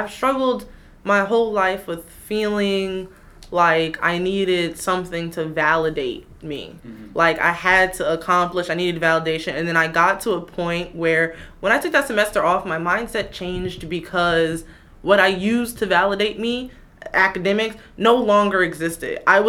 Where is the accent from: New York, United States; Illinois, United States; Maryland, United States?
New York, United States; Queens; I am from Queens.